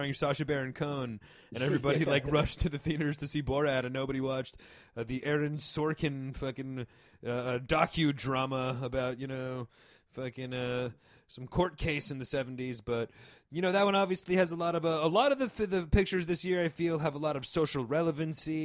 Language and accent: English; Paramus, New Jersey, United States; born or raised there